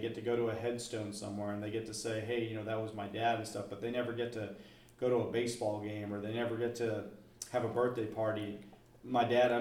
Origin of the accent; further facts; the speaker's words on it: United States; just as an American